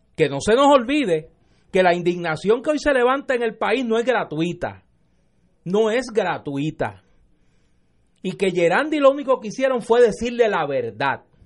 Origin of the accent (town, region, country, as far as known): Puerto Rico